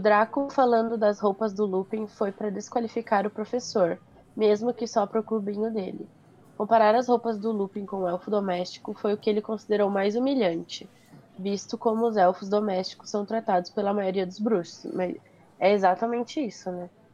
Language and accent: Portuguese; Brazil; eu nasci born and raised no Brasil.